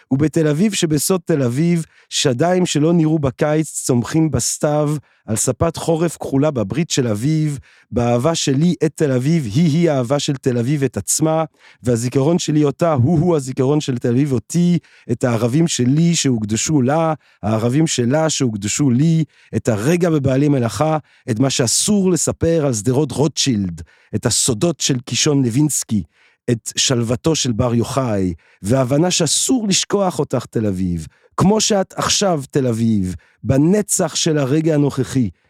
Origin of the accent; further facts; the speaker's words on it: Belgium; born there; moved away as an adult; also born or lived in England / France / Italy / Barcelona; ואז כאילו נולדתי בבלגיה, ואז הייתי באנגליה, ואז הייתי בצרפת, ואז הייתי, ב, הייתי באיטליה, ובברצלונה, ובניו יורק